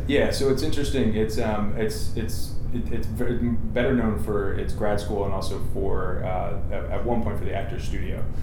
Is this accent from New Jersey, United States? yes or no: yes; southern New Jersey, United States; I grew up in southern New Jersey